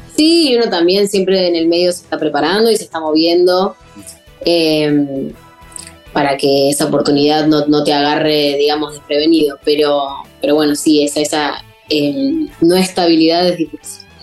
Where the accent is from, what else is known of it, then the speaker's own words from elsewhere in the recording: Avellaneda, Buenos Aires Province, Argentina; yo soy de Avellaneda y empecé a venir a Capital a estudiar